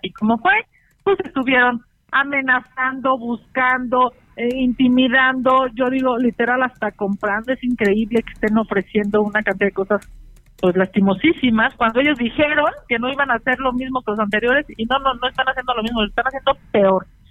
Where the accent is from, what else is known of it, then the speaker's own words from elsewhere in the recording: Mexico City, Mexico; siendo senadora chilanga